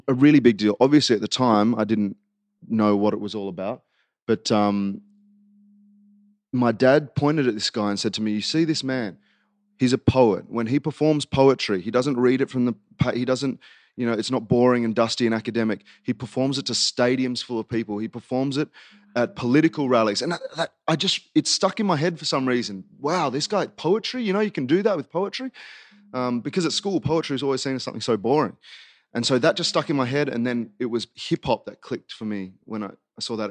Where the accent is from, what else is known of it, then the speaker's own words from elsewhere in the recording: Queanbeyan, New South Wales, Australia; also born or lived in Canberra; I was born in Barral Hospital, um, and then moved to Queanbeyan when I was three years old